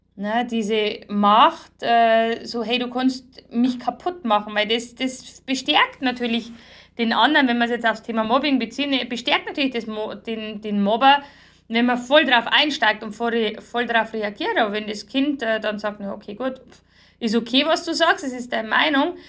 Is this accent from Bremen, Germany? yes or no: no; Bavaria, Germany; bei uns in Bayern